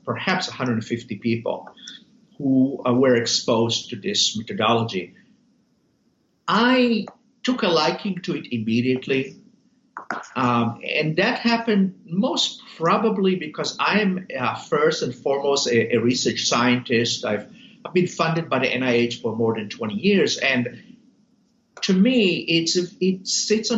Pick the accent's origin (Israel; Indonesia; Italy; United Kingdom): Israel; moved away as an adult; also born or lived in New Haven, Connecticut, United States; now in United States; I was born in Israel, served 3 years in the Israeli military, did medical school there, met my wife of 30-some years there. And then we decided to move to the United States.